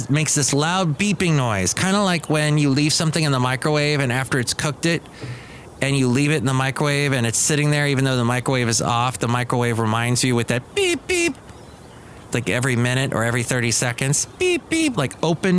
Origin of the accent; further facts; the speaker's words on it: Los Angeles, California, United States; When I grew up in Van Nuys